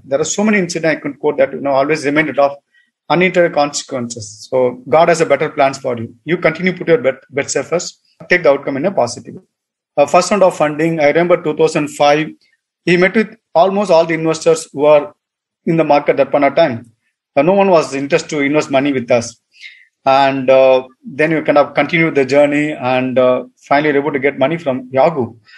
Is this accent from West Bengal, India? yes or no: no; Tamil Nadu, India; moved away as an adult; also born or lived in United States; I'm from Tamil Nadu